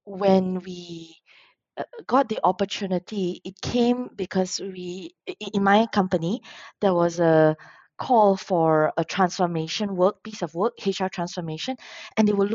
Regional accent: Penang, Malaysia; moved away as an adult; also born or lived in Kuala Lumpur, Malaysia; I'm from Penang, born and raised in the lovely land of Penang

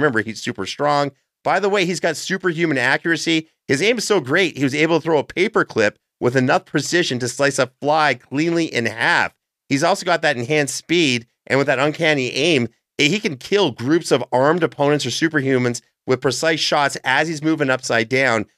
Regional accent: Canada; As a Canadian

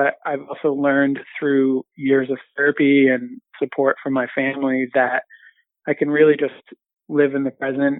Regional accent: Southern Maine, United States; moved away as an adult; also born or lived in Central Massachusetts / Boston area; now in Boston, United States; I was born in Central Mass, but moved to Maine when I was 8. So Southern Maine, kind of coastal inland town, and lived there all the way until I went to college

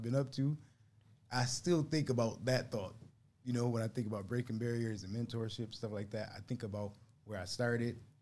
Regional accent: Buffalo, New York, United States; growing up in Buffalo, born and bred here

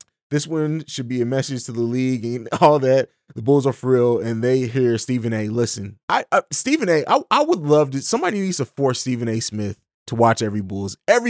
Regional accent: Italy; also born or lived in Germany / St. Louis; now in Columbus, United States; I grew up overseas in Italy and Germany, and then lived in St. Louis for about 12 years before I moved here. I live in Columbus, Ohio now.

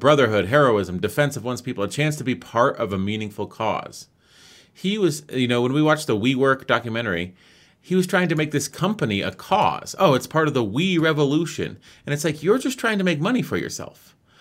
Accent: United States; I'm from America

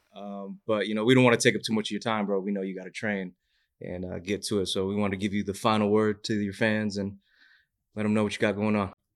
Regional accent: Northeast, United States; I'm from the Northeast, too

